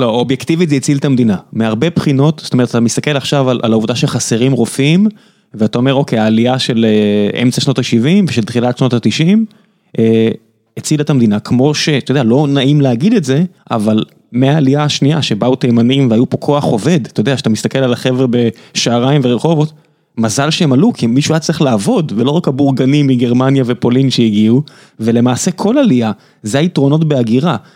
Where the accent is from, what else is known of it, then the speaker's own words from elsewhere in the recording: Beersheba, Southern District, Israel; now in Tel Aviv, Israel; אני בכלל באר שבעי במקור, אבל אני פה מספיק שנים